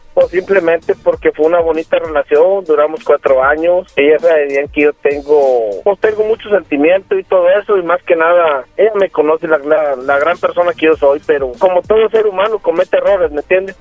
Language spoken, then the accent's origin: Spanish; Aguascalientes, Mexico; de donde yo vengo de Aguascalientes